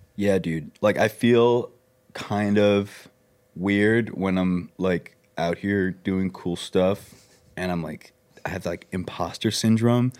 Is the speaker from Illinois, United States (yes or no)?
no; Long Island, New York, United States; moved away; I grew up on Long Island